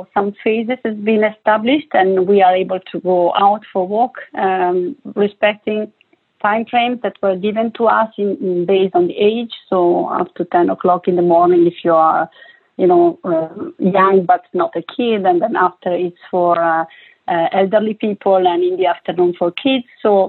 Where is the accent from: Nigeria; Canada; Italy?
Italy; English is a second language; now in Barcelona, Spain; Well, right now I am based in Barcelona, sunny Barcelona, I would say. I'm from Italy, as you can, you know, already spot from my accent.